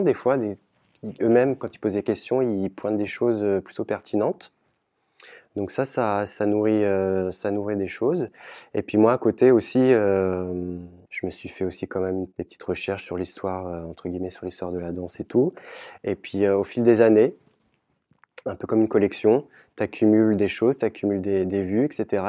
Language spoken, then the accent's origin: French; Caen, Normandy, France; chez nous à Caen